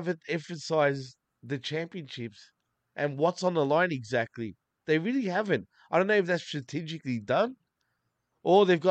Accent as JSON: {"language": "English", "country": "Australia", "tie": "born or raised there", "said": "I am Australian. I am born and raised here"}